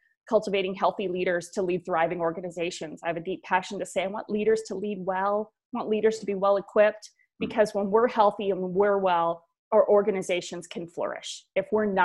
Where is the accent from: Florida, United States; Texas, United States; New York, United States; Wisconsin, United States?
Wisconsin, United States; I grew up in the Midwest. I'm a Wisconsin girl